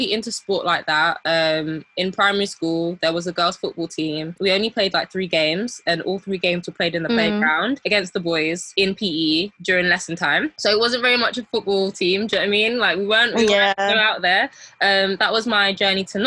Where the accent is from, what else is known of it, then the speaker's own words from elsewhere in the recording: United Kingdom; our modern Black British Gen Z upbringing